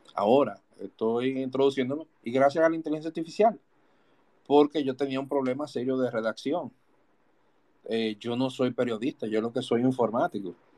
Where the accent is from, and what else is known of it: Dominican Republic